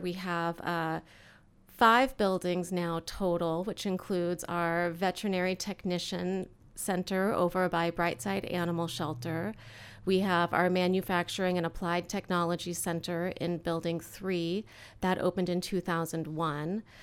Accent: Eugene, Oregon, United States; moved away as an adult; now in Central Oregon, United States; my parents were public school teachers growing up in Eugene

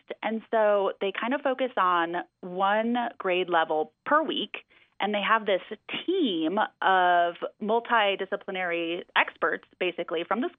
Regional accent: Wisconsin, United States; now in Redmond, United States; I'm from Wisconsin.

